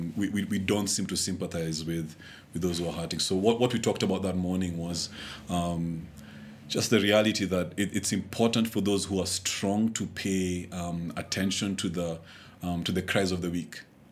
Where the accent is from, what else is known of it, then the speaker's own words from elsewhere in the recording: Kenya; This is the time when I felt, you know, least proud of actually being a Kenyan.